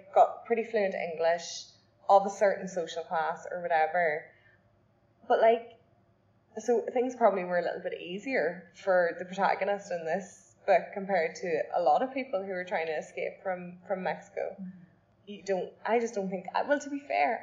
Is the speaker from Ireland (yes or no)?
yes; Ireland; as an Irish person